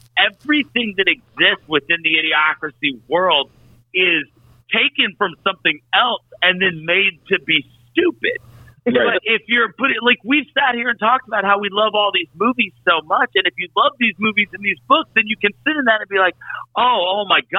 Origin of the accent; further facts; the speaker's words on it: Alabama, United States; from Alabama. That's also the premise of our state.